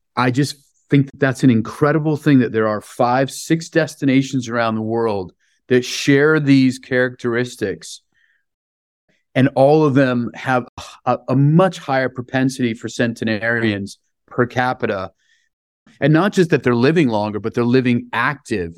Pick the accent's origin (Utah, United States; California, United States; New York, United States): California, United States; San Francisco; I grew up in San Francisco, born and raised